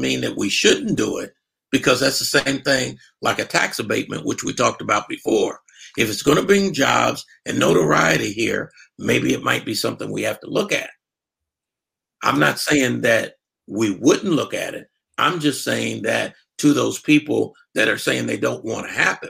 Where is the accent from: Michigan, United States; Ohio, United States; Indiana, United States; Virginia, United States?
Ohio, United States; Columbus; now in San Antonio, United States; I was from Columbus, Ohio.